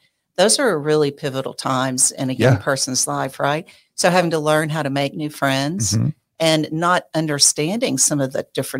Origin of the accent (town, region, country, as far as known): Lafayette, Louisiana, United States; born or raised there